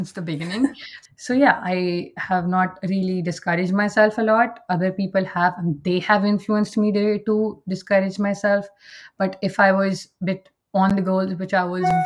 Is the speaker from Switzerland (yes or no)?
no; India; moved away as an adult; now in Canada; I am originally from India, but I migrated to Canada around 2 years back with my entire family.